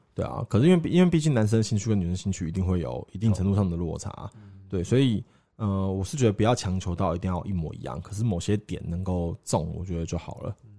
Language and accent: Chinese; Taiwan; 我们从台湾来的